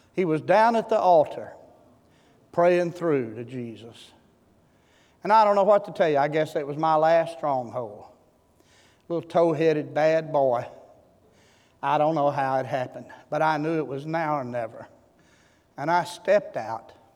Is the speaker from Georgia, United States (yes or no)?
no; Seed Tick, Texas, United States; I'm from Seed Tick, Texas.